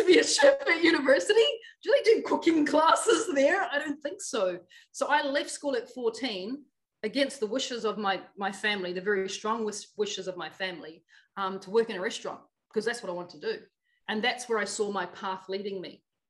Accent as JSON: {"language": "English", "region": "Auckland", "country": "New Zealand", "tie": "born or raised there", "said": "I grew up in Otara, Auckland, South Auckland, I should say, New Zealand"}